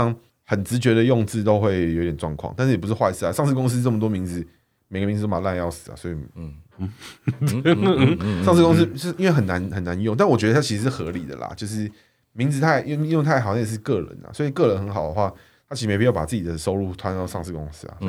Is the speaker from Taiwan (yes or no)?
yes; Chiayi, Chiayi County, Taiwan; 火鸡。那个我们嘉义那边会涉猎。